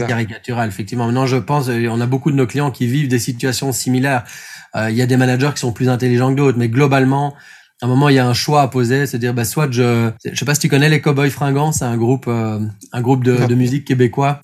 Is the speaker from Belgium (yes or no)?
yes; Belgium; also born or lived in Brussels; Moi, je suis belge, donc j'habite à Bruxelles